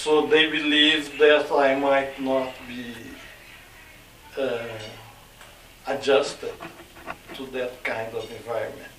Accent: Brazil; now in Canada; I'm originally from Brazil

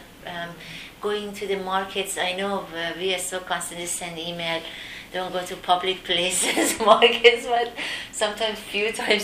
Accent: Iran; moved away as an adult; also born or lived in Turkey; now in Canada; I'm from Iran and I'm familiar living in developing countries

